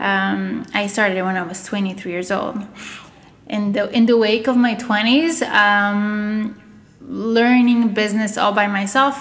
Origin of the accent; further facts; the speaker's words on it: Montreal, Quebec, Canada; English is a second language; also born or lived in Russia / Bulgaria; I moved here when I was ten years old. Um, did you know my schooling here? My, my I kind of grew up here. You know, I'm more Canadian than anything else today